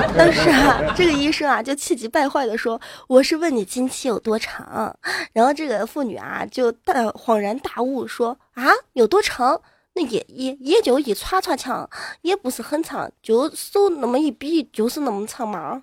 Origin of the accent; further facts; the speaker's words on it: Enshi, Hubei, China; also born or lived in Zhejiang; 我现在生长的地方，湖北恩施，这是我最熟悉的语言的一个城市